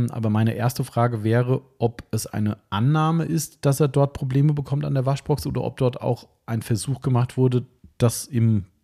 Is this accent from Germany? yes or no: yes; Frankfurt, Hesse, Germany; okay, Spaß beiseite, muss man als Frankfurter halt so sagen.